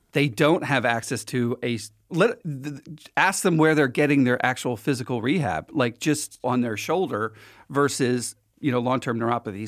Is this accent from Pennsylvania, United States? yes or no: yes; Philadelphia, Pennsylvania, United States; I'm from Philly